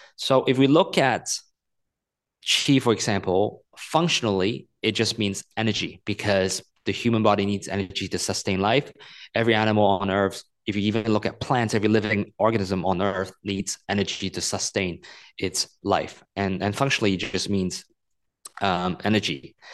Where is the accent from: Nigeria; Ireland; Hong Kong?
Hong Kong; moved away; also born or lived in United States; I'm a Chinese person. I grew up in Hong Kong, but I spent ten years in the U S.